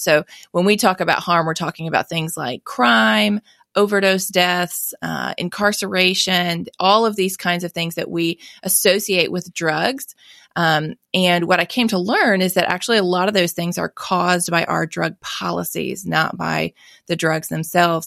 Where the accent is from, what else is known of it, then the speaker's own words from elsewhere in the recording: Mississippi, United States; I was born and raised here in Mississippi